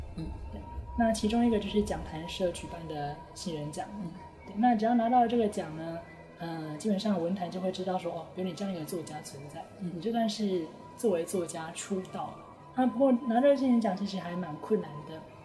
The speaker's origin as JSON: {"language": "Chinese", "country": "Taiwan", "tie": "born or raised there", "first_language": "Chinese", "moved": "as an adult", "lives_now": "Japan", "said": "我毕竟在台湾生活了二十几年，然后才到日本来"}